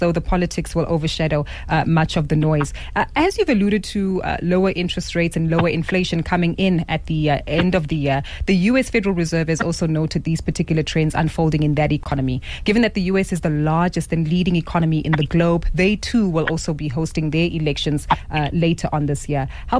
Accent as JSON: {"language": "English", "country": "South Africa", "said": "as South African citizens"}